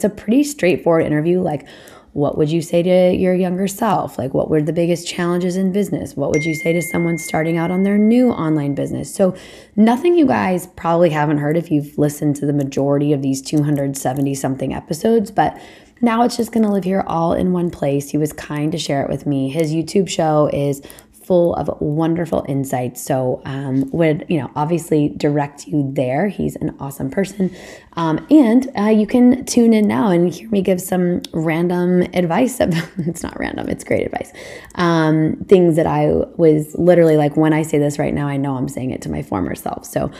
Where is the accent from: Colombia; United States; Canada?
United States; Indianapolis, Indiana; also born or lived in Boston; now in New Hampshire, United States; I'm from Indianapolis originally, never planned on living anywhere outside of the Midwest, spent 6 years in Boston. Now I'm here in New Hampshire